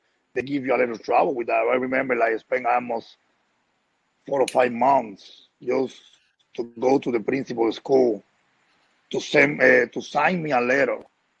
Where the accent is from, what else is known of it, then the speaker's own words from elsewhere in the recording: Havana, Cuba; moved away as an adult; now in United States; I grew up in Havana.